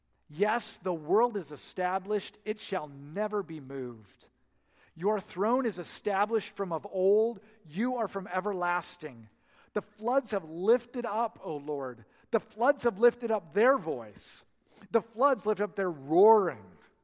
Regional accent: Oregon, United States; now in Oklahoma, United States; I come from Oregon. We have little lightning. And just seeing big lightning here in Oklahoma.

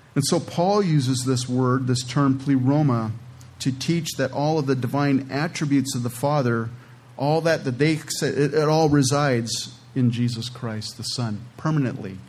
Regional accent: California, United States; moved away; I'm originally from California

